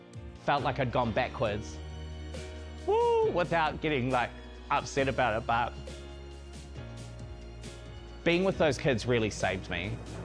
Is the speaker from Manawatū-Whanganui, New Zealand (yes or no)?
yes; Palmerston North, Manawatū-Whanganui, New Zealand; also born or lived in Melbourne, Australia; I came home from Melbourne and we went through the whole process of Dad being sick. I gave up so much to kind of come home back to Palmerston North, where I just didn't have any of that gay community which I found in Australia.